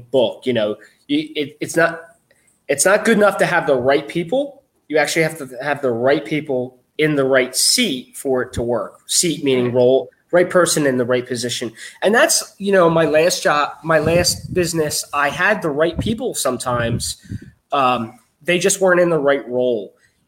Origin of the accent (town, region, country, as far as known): right outside of Philadelphia, Pennsylvania, United States; born or raised there